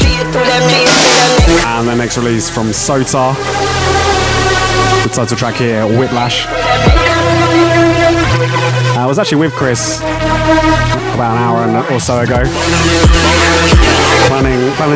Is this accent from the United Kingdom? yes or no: yes; Horsham, South East England, United Kingdom; If anyone doesn't know where Horsham is, it's my hometown